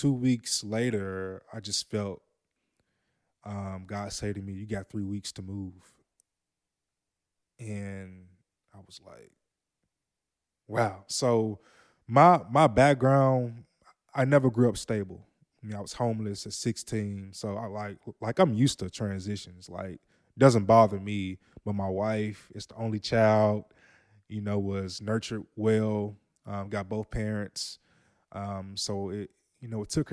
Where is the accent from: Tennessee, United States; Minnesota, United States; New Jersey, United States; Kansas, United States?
Tennessee, United States; Jackson; moved away as an adult; also born or lived in Memphis, Tennessee; now in Dallas, United States; I'm from Jackson, Tennessee, born and raised